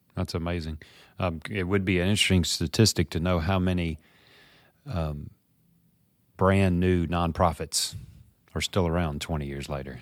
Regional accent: Memphis, Tennessee, United States; here in my hometown of Memphis, Tennessee

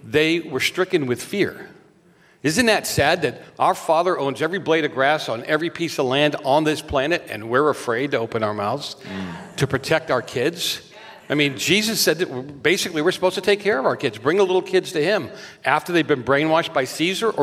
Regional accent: Boston, Massachusetts, United States; now in California, United States; I'm from Boston

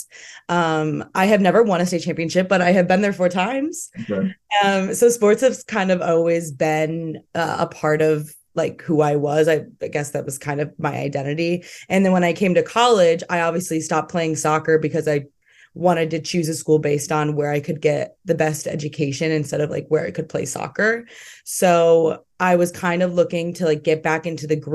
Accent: Central New York, United States; moved away; I grew up in Central New York

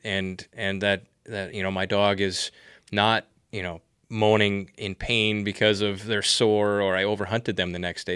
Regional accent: Wisconsin, United States; moved away; I'm a Midwestern boy myself, born and raised in Wisconsin

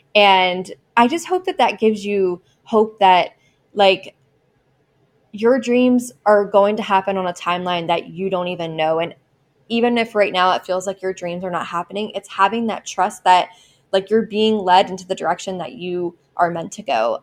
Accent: Baltimore, Maryland, United States; my hometown in Maryland

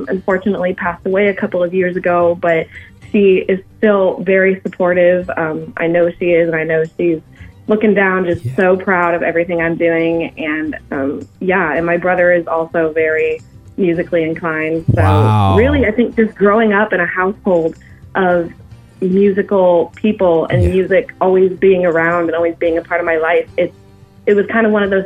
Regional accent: Dallas, Texas, United States; moved away as an adult; now in Nashville, United States; I'm from the Dallas area, about 20 minutes north of Dallas, actually

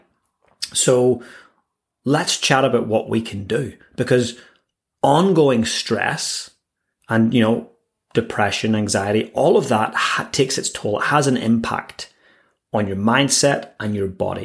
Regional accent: Northern Ireland, United Kingdom; now in Christchurch, New Zealand; growing up in Northern Ireland, we had our own fair share of craziness there with warring factions

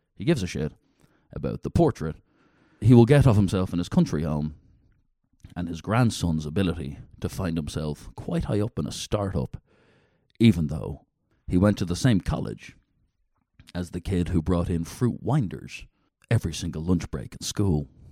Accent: Dublin, Leinster, Ireland; now in United Kingdom; I'm a city guy. I'm from Dublin, Ireland

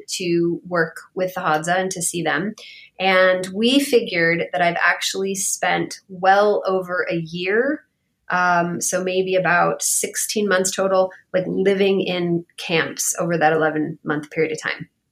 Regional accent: Bay Area, California, United States; moved away; I am from the Bay Area. I am I'm from California originally

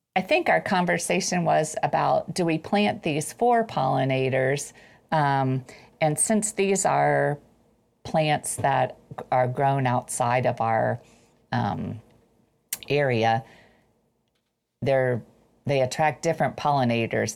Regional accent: Ohio, United States; I'm from Ohio

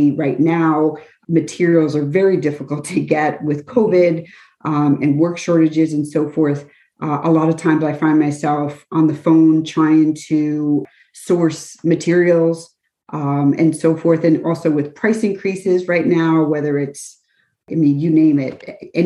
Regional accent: Kenilworth, New Jersey, United States; moved away as an adult; also born or lived in Metuchen / Warren; now in Cranford, United States; I was born and raised in Kenilworth, so right next door

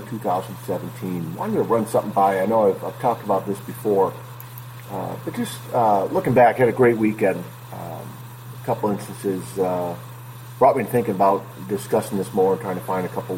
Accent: Northville, Michigan, United States; where I grew up in Northville

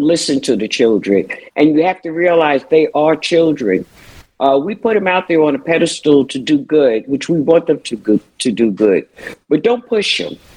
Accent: New York City, New York, United States; growing up in Brooklyn, New York

